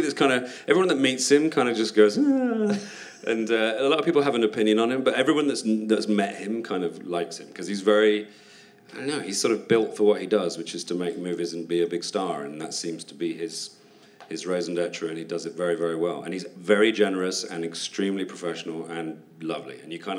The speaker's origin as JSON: {"language": "English", "country": "United Kingdom", "said": "And as a Brit over there, I just eat everything I can"}